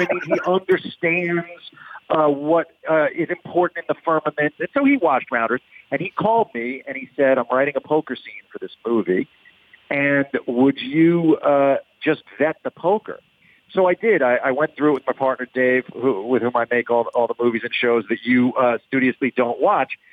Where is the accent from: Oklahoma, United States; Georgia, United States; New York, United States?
New York, United States; Westbury; also born or lived in Roslyn, New York; I grew up in Westbury first.